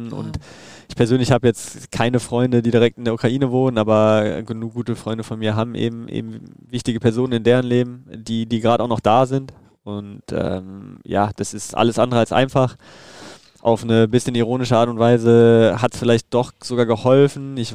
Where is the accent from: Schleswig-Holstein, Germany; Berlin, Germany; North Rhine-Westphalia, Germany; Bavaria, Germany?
North Rhine-Westphalia, Germany; Düsseldorf; Und wie gesagt, Düsseldorf ist meine Heimat. Ähm, da fühle ich mich wohl. Da ist meine Familie.